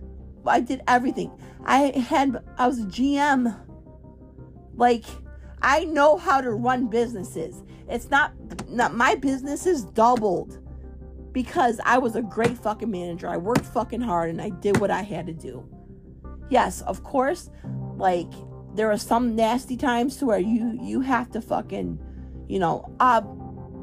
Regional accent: Chicago, Illinois, United States; moved away; also born or lived in Florida; I was raised in Chicago

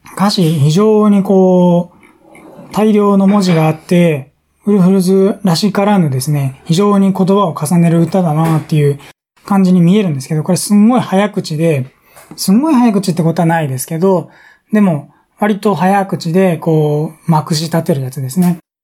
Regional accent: Tokyo, Japan; 僕東京なんですけどね

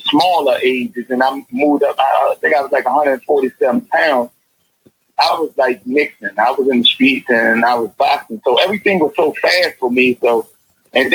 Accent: Washington, District of Columbia, United States; I was growing up in Paradise.

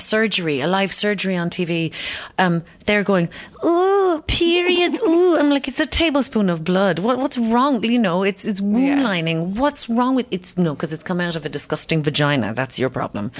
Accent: Kinsale, Munster, Ireland; also born or lived in London; we were in Kinsale, my hometown

